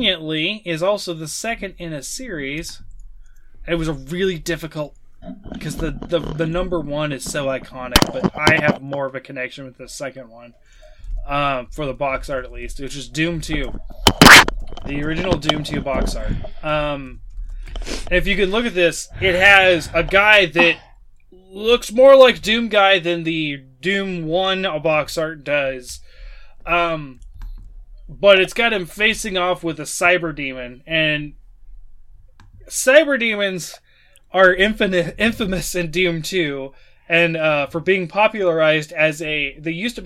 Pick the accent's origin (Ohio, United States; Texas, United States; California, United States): Ohio, United States; Chillicothe; also born or lived in Waverly, Ohio; here in my hometown, Chillicothe, well, I say I live in Waverly, but Chillicothe is where you go if you want to find anything